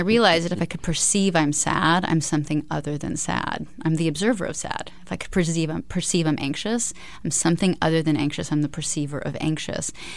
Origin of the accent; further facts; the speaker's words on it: Alaska, United States; I was raised in Alaska.